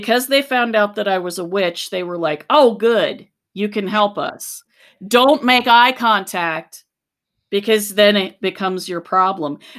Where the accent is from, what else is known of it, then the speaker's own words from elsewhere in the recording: Charleston, West Virginia, United States; moved away; also born or lived in Athens, Ohio; I grew up in Charleston, West Virginia